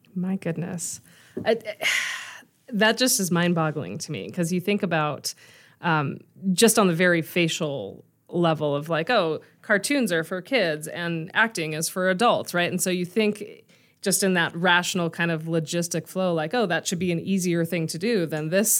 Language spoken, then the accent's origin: English; La Cañada Flintridge, California, United States; moved away as an adult; now in Denver, United States; I grew up right outside of Burbank in La Cañada, so the little town right between Glendale and Pasadena